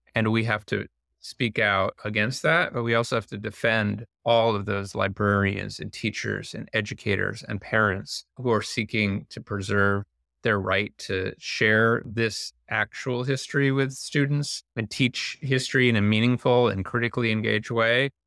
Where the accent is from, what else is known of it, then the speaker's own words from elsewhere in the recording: Indiana, United States; I grew up in Indiana and went to public school